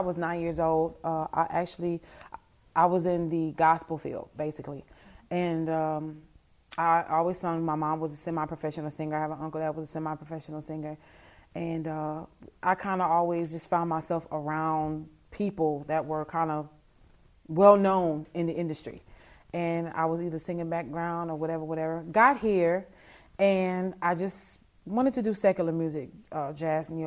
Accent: Vallejo, California, United States; now in Lafayette, United States; I grew up in California, Vallejo, California

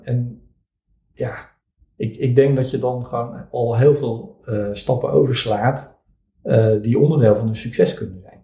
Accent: Vlissingen, Zeeland, Netherlands; also born or lived in Middelburg; geboren in Middelburg, 1973. Mhm. Eh, ik ben opgegroeid in Vlissingen.

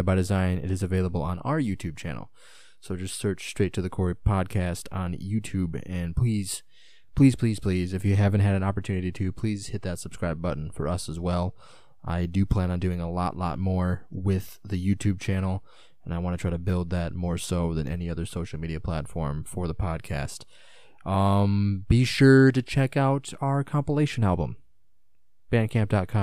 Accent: United States; as an American

